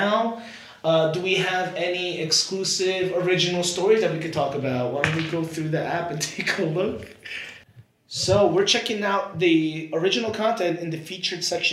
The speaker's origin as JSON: {"language": "English", "area": "Ridgewood and Fort Lee", "region": "New Jersey", "country": "United States", "tie": "born or raised there", "said": "I'm from Ridgewood and Fort Lee"}